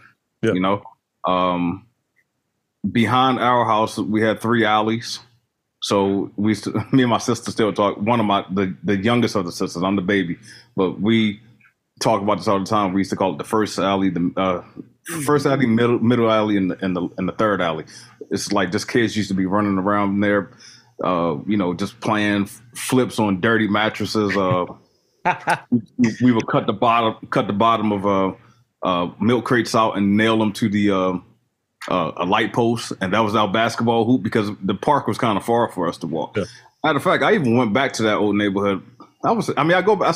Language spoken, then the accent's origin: English; Baltimore, Maryland, United States; I was born in Baltimore, Maryland, off in the Druid Hill area, off of White Lock